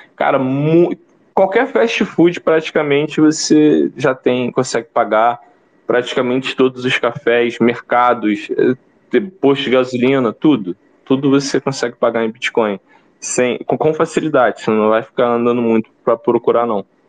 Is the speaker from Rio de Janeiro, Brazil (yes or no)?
yes; Baixada Fluminense, Rio de Janeiro, Brazil; eu que venho da Baixada Fluminense, daquelas feiras livres em Caxias, Nova Iguaçu, Belfor Roxo